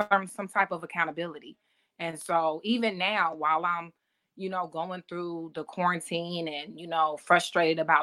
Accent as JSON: {"language": "English", "town": "Atlanta", "region": "Georgia", "country": "United States", "tie": "born or raised there", "moved": "as an adult", "said": "we came from Atlanta"}